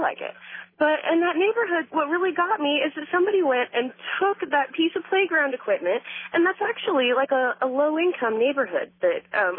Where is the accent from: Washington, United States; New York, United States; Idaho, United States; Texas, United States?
Washington, United States; Kelso; Yes, I grew up in Kelso